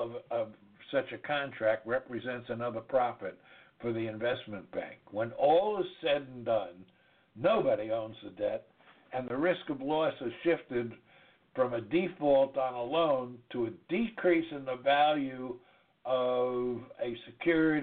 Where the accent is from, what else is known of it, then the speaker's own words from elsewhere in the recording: New York, United States; accent: New York; now in DeVal County, Florida, United States; my New York accent